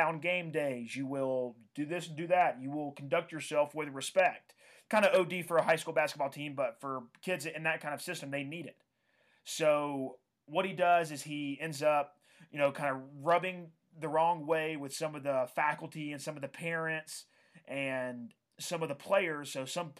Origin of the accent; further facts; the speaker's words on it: Georgia, United States; I grew up in Georgia